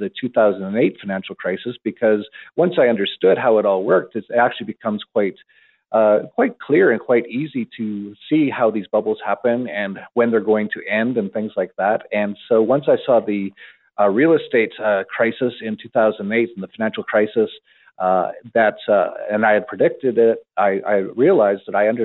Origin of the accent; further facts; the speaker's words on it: Canada; I was born in Canada and I actually had an internet company in Canada in the 1990s